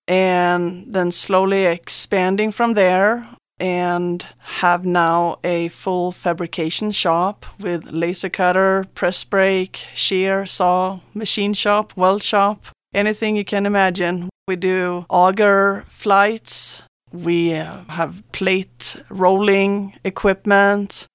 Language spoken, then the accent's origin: English; Sweden; moved away as an adult; now in San Luis Valley, United States; I'm from Sweden